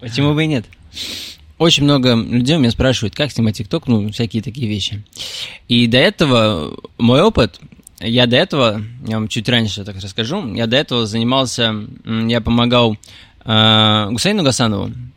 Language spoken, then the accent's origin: Russian; Tolyatti, Samara Oblast, Russia; moved away as an adult; also born or lived in Ust-Ilimsk, Irkutsk Oblast, Russia; now in Moscow, Russia; Я родился в Усть-Илимске, в Сибири. Это... Там холодно. Э, далее, где-то в 5 лет мы переехали в город Тольятти